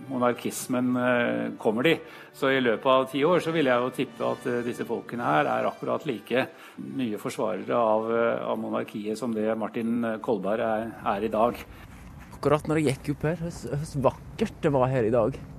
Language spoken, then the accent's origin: Norwegian; Vinje, Vestfold og Telemark, Norway; Vinje, der jeg er fra.